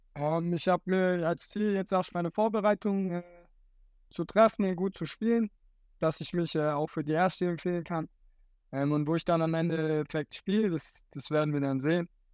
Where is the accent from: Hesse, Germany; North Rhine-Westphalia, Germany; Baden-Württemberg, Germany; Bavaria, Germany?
Baden-Württemberg, Germany; Dotternhausen; ich komme hier aus dem Dorf